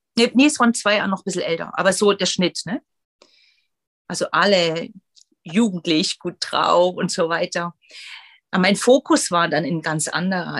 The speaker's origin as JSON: {"language": "German", "region": "former East Germany", "country": "Germany", "said": "ich bin aus der ehemaligen DDR"}